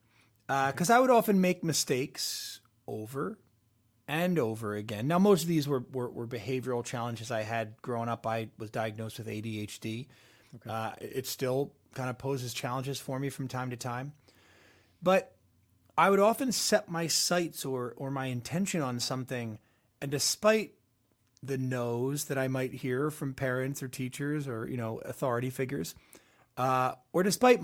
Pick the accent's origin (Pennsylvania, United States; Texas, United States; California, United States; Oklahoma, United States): Pennsylvania, United States; West Chester; I drove up 2 hours at the time. I was from Westchester, PA to New York City.